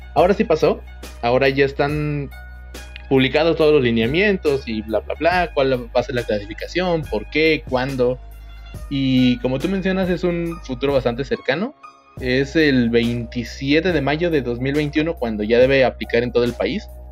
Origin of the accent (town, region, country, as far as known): Mexico